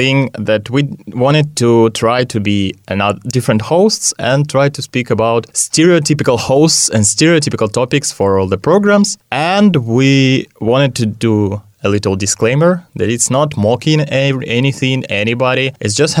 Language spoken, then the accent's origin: English; Siberia, Russia; now in Nyíregyháza, Hungary; I'm from Russia, from Siberia, and you can't find pelmeni here in Nyíregyháza